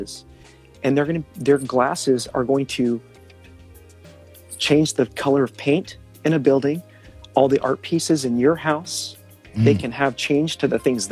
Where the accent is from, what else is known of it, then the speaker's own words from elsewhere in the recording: outside of Austin, Texas, United States; also born or lived in Los Angeles, California; now in Milwaukee, United States; I'm from Texas, outside of Austin